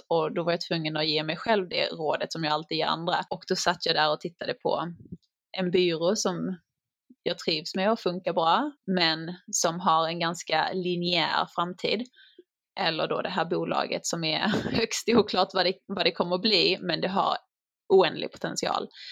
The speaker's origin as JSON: {"language": "Swedish", "country": "Sweden", "moved": "yes", "lives_now": "United States", "said": "man är ganska orädd som svensk"}